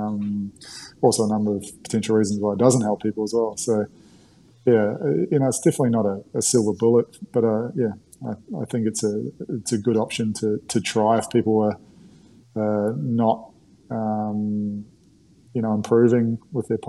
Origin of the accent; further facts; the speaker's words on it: New Zealand; accent: mix of Australian and New Zealand; now in Australia; my accent's uh, sort of like a mix now between an Aussie and a Kiwi, probably even more Aussie. I've been here for